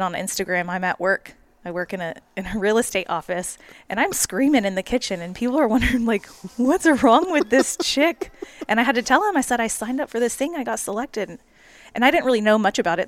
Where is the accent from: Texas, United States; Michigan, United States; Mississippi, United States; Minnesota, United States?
Texas, United States; Katy; I'm from Katy, Houston, very big booming city. We grew up, Grandpa would take us on trips